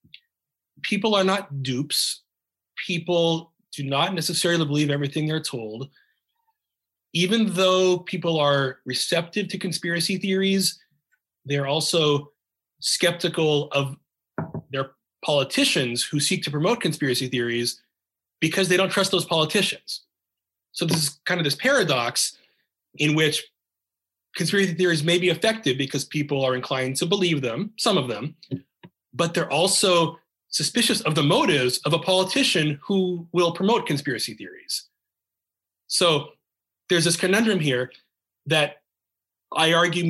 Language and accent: English; United States; being an American